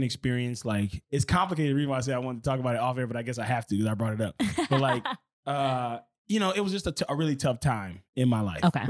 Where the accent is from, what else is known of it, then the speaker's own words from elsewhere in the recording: Los Angeles, California, United States; also born or lived in Pascagoula, Mississippi; So I'm from Mississippi originally. Mm-hmm. I grew up here in Los Angeles.